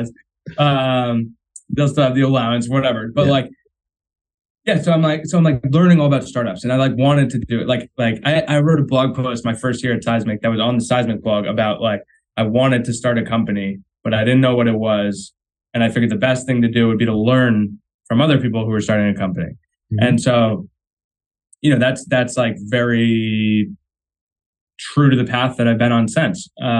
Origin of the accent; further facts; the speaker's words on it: Marblehead, Massachusetts, United States; moved away as an adult; also born or lived in Rhode Island / Newport Beach, California / Boston; I'm from Marblehead, Mass. That's like where the Navy was started. Yeah, and I've grown up sailing my whole life.